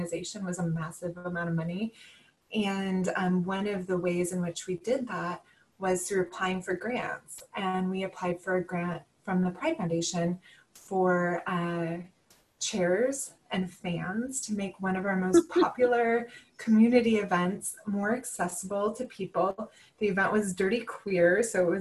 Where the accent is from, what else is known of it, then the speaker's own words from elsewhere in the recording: Illinois, United States; the small town that I grew up in Illinois